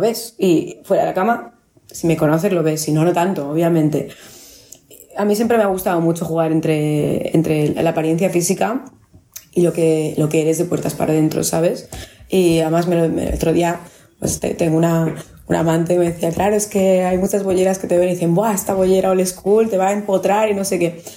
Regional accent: Barcelona, Catalonia, Spain; Yo nací en Pedralbes y me crié en Pedralbes.

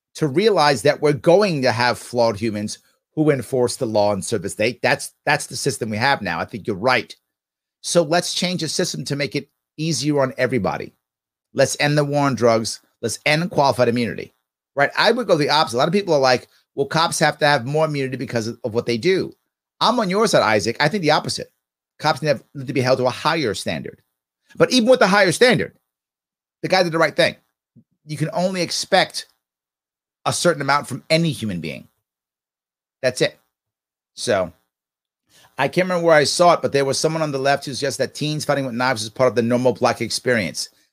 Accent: New York City, New York, United States; I'm born and raised in Manhattan, and, and, and, and, and the Bronx

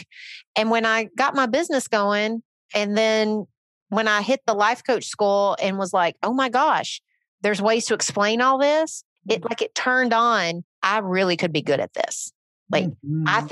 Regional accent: Northern Alabama, United States; moved away; also born or lived in Nashville; I grew up in Northern Alabama. Then I moved to Nashville

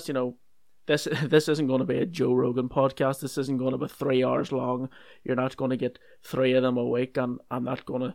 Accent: Northern Ireland, United Kingdom; I'm from Northern Ireland

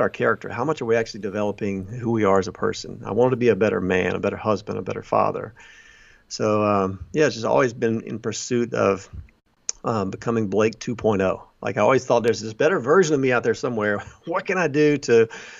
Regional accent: Alabama, United States; moved away as an adult; now in Chicago, United States; I grew up in Alabama, you know, went to college down there, a small university there, and got married and moved to Chicago

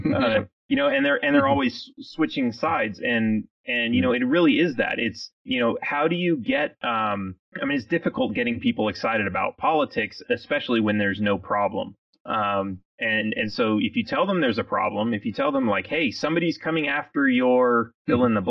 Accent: California, United States; moved away as an adult; now in Texas, United States; I grew up in California. I'm one of those guys that you, you talked about that uh, that moved to Texas um, when I was uh, I was in my late 20s

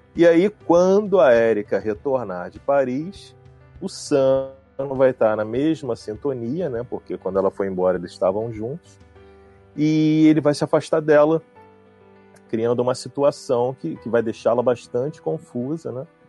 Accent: Brazil; eu, como brasileiro

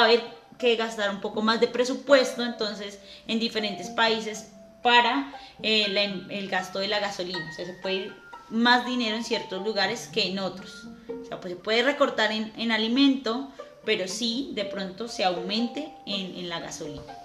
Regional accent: Soacha, Cundinamarca, Colombia; nosotros somos de tierra fría, nosotros somos de cerca a, Bogotá de Soacha, lo que llamarían por acá rolos

